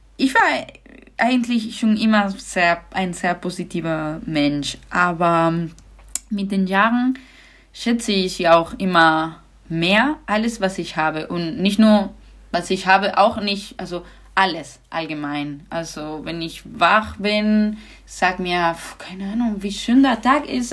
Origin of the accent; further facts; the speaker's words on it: Granada, Andalusia, Spain; German is a second language; moved away; ich komme aus Andalusien, das ist der Süden